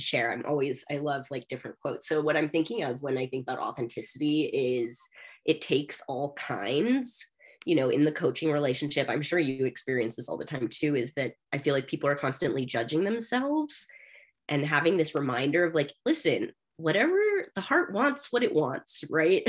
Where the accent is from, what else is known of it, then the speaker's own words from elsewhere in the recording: Bay Area, California, United States; now in Denver, United States; I'm from California. I grew up in the Bay Area